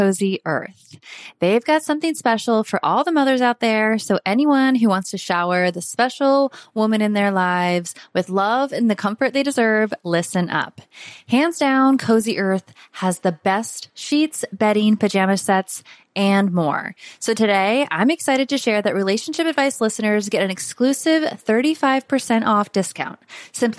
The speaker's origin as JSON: {"language": "English", "region": "Florida", "country": "United States", "tie": "born or raised there", "accent": "Southern", "said": "Was born and raised in Florida"}